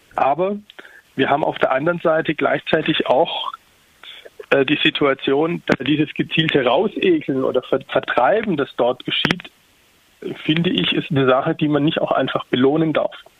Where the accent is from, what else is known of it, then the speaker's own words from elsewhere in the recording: Tübingen, Baden-Württemberg, Germany; ich komme selbst aus Tübingen